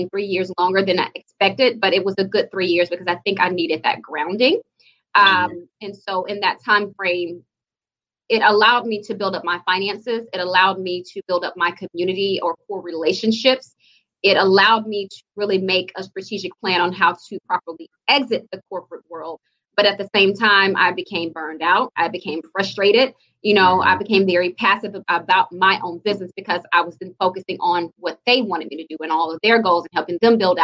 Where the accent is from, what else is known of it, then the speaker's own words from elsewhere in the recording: Jackson, Mississippi, United States; I grew up in Jackson, over in the Queens, off Flag Chapel on Northside Drive